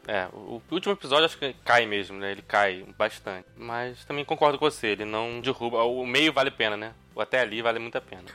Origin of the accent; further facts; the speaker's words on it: Niterói, Rio de Janeiro, Brazil; now in Rio de Janeiro, Brazil; Sou de Niterói, na verdade. Moro aqui no Rio, mas sou de Niterói.